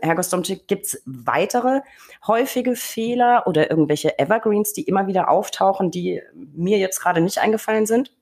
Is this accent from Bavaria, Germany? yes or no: yes; Franconia, Bavaria, Germany; ich komme aus Bayern, beziehungsweise Franken